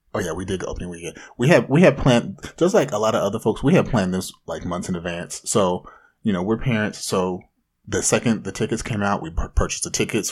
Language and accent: English; Anaheim, California, United States; hailing from the mean streets of Anaheim.